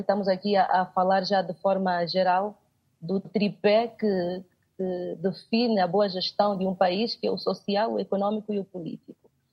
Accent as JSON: {"language": "Portuguese", "country": "Angola", "said": "como angolana, enquanto angolana, enquanto jovem"}